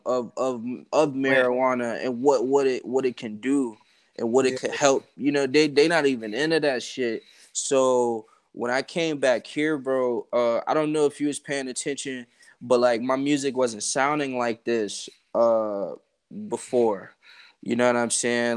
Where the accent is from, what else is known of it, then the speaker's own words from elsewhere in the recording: Atlanta, Georgia, United States; I'm from Atlanta, bro. So I grew up like in Atlanta